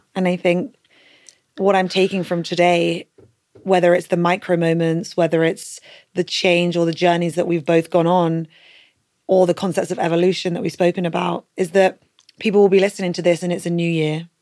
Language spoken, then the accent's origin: English; United Kingdom; as British people